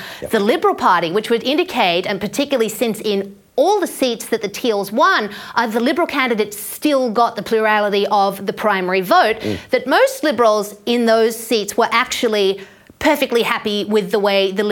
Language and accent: English; Queensland, Australia; moved away; my home state of Queensland